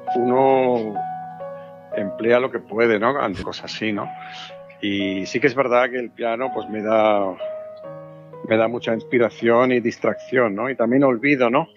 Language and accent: Spanish; Basque Country, Spain; moved away as an adult; also born or lived in Germany / Zaragoza; yo tomé cierta distancia del, País Vasco, ¿no? Porque me fui a Alemania